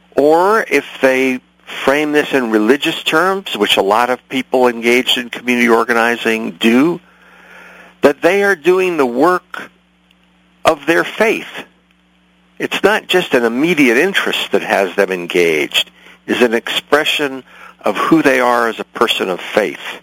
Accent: San Francisco, California, United States; also born or lived in New York; I'm, I'm from San Francisco originally

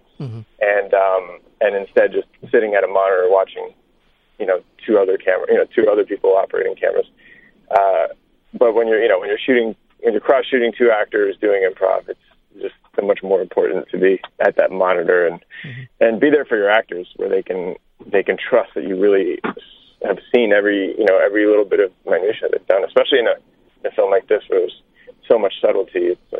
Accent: France; I grew up in France. So you're not totally wrong there.

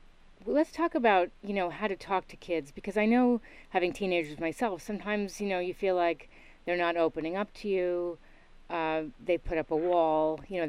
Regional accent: East Coast, United States; also born or lived in New York / Connecticut; I grew up on the East Coast and lived in New York, and then I was back in Connecticut with my dad.

